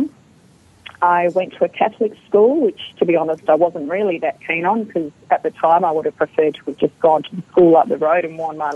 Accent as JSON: {"language": "English", "town": "Perth", "region": "Western Australia", "country": "Australia", "tie": "born or raised there", "accent": "Australian", "said": "I grew up in Perth my whole life with a mum and dad"}